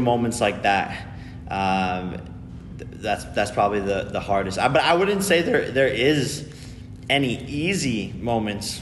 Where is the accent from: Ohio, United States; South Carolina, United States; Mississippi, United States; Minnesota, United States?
Ohio, United States; my hometown